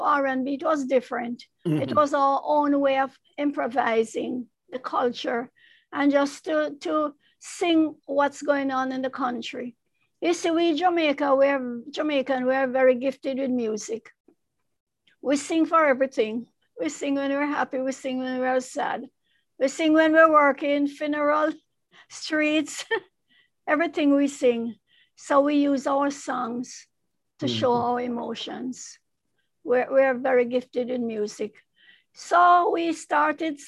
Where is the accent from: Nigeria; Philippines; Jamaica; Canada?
Jamaica; Kingston; moved away as an adult; I grew up in Jamaica. You know, my father is East Indian. My mother is Chinese